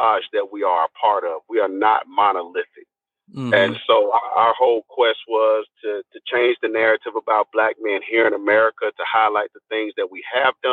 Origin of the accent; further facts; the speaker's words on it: Nashville, Tennessee, United States; moved away; I'm originally from Nashville, Tennessee. I started here. I haven't always lived here, but I've done a lot of work here. I grew up here.